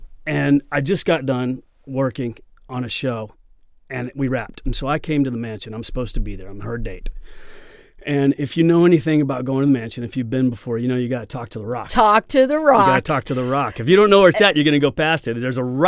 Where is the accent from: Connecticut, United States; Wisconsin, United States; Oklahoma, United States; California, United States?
Oklahoma, United States; You're right. I'm not from here. I'm from Oklahoma and I'll break your fucking hip.